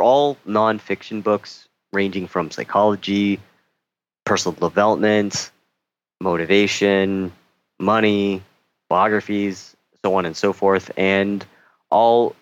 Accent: Toronto, Ontario, Canada; moved away as an adult; now in Seoul, South Korea; I'm from Canada, specifically Toronto

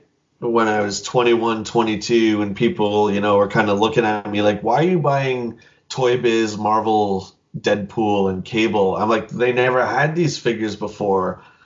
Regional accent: London, Ontario, Canada; That was in my hometown here. That was, I think, on the last day. We did one more trip to the local shops in our town of London here.

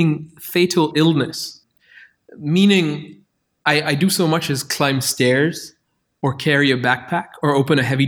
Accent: Qatar; now in Berlin, Germany; I grew up in Qatar where the chief industry was like petroleum

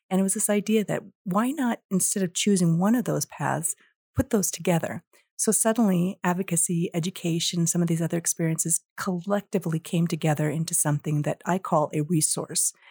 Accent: India; born there; moved away; I was born in India and I think coming from a, a different place and coming here as an immigrant, I've always had an interest in all things international.

